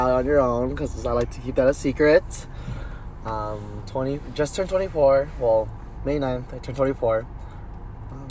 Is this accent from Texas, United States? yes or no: no; Chicago, Illinois, United States; also born or lived in Mount Prospect, Illinois / Des Plaines, Illinois / Glenview, Illinois; I was born in Ravenswood Hospital, which is now not a hospital, it's knocked down